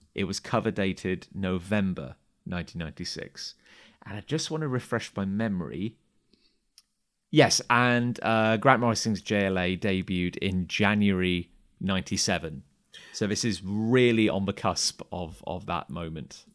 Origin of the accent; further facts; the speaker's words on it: Gloucester, South West England, United Kingdom; also born or lived in Cheltenham; I grew up just outside of Gloucester